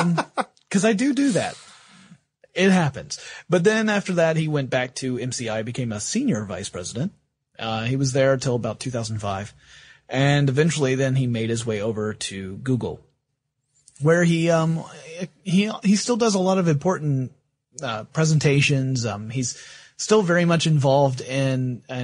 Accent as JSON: {"language": "English", "region": "the Bible Belt", "country": "United States", "tie": "born or raised there", "said": "I was brought up in the Bible Belt"}